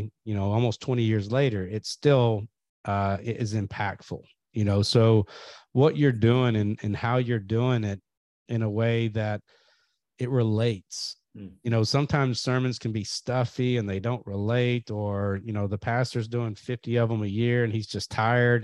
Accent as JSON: {"language": "English", "region": "Kentucky", "country": "United States", "tie": "born or raised there", "said": "I grew up in Kentucky"}